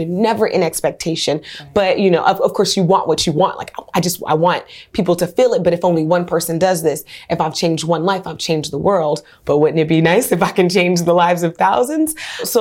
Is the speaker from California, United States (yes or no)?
yes; Oakland, California, United States; also born or lived in New Orleans; I'm from Oakland, California, West Oakland